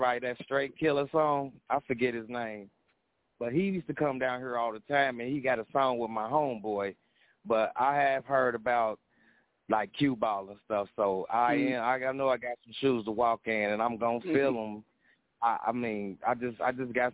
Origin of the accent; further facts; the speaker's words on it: Indianapolis, Indiana, United States; I was born in Indianapolis, Indiana, but my roots is down south